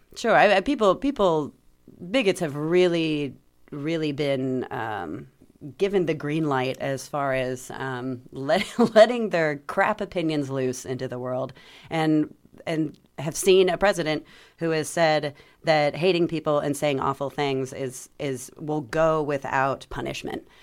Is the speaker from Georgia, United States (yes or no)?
yes; Atlanta, Georgia, United States; moved away as an adult; also born or lived in Germany; now in Bloomington, United States; I'm from Atlanta, I'm from a major city